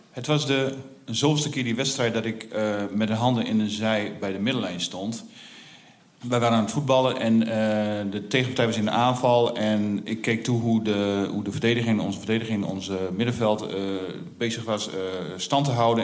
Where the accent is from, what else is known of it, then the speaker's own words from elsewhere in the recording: Veenkoloniën, Groningen, Netherlands; Ik ben opgegroeid in de Veenkoloniën